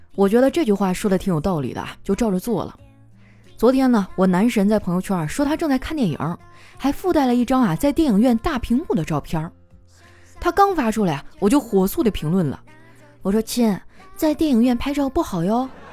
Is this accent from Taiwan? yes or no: no; Northeast China, China; 我们东北人哈，最爱干的事儿就是洗澡